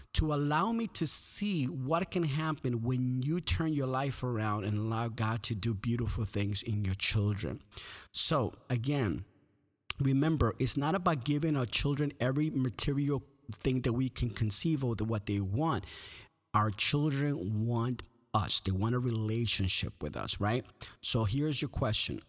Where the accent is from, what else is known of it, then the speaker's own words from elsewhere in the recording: Guatemala; moved away; I was born in Guatemala